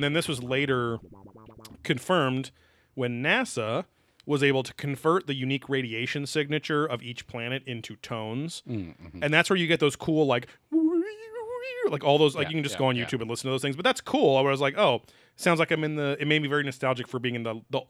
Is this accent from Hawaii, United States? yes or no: no; Chicago, Illinois, United States; I'm from Chicago.